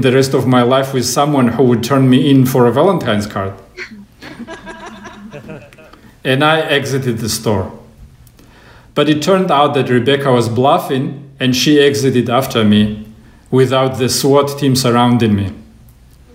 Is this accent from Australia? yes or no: no; Russia; moved away as an adult; now in United States; I'm from Russia